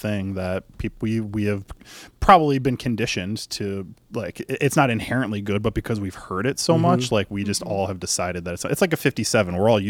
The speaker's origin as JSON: {"language": "English", "region": "Illinois", "country": "United States", "accent": "Chicago", "said": "I've always just been like Mag with my stupid Chicago accent."}